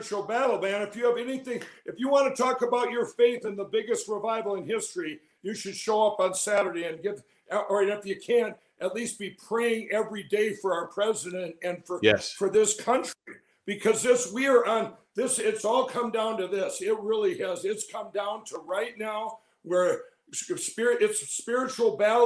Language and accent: English; Minnesota, United States; My home state of Minnesota